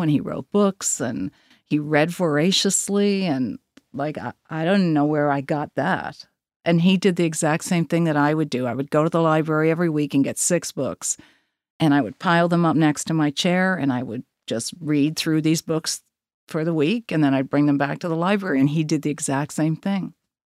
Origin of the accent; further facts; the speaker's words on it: Sydney River, Nova Scotia, Canada; I grew up in Sydney River